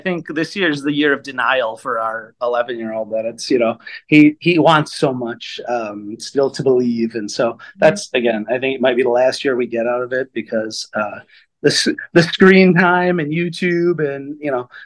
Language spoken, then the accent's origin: English; Milwaukee, Wisconsin, United States; city of Milwaukee, where I grew up